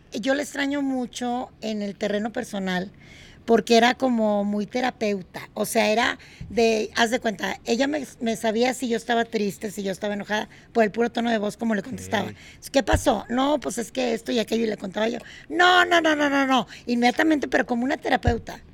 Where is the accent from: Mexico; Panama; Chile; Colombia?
Mexico; Monterrey, Nuevo León; en Monterrey, mi ciudad natal